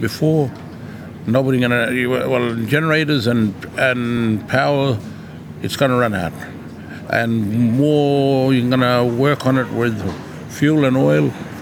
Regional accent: Tennant Creek, Northern Territory, Australia; I'm from Tennant Creek, from the Barkly.

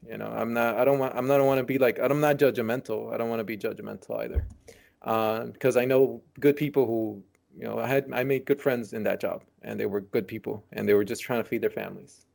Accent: San Francisco, California, United States; born or raised there; also born or lived in Nicaragua

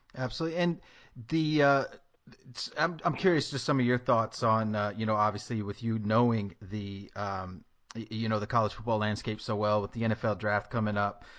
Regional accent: Tennessee, United States; moved away; I'm from Tennessee

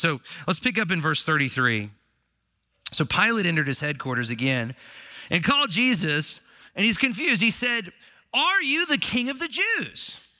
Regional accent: United States; as American citizens

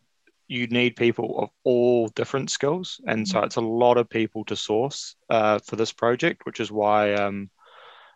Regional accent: Whangarei, Northland, New Zealand; I grew up in Whangarei. I went to school up there

